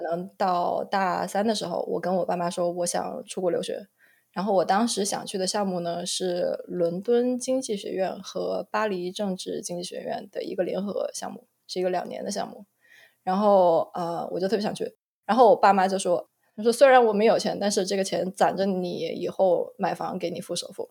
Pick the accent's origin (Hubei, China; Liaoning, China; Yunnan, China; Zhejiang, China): Hubei, China; Wuhan; moved away as an adult; also born or lived in Beijing; now in Phoenix, United States; 我是在农村出生的，然后，啊，在农村长大的